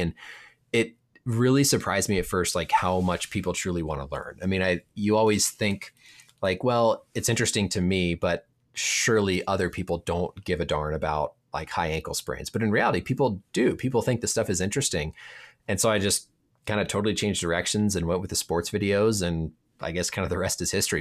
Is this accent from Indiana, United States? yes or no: yes; Indiana, United States; moved away as an adult; now in Minnesota, United States; I grew up in Indiana